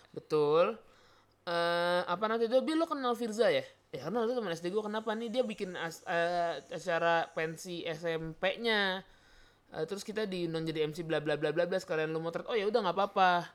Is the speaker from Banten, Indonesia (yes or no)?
yes; South Tangerang, Banten, Indonesia; gua warga Ciputa Timur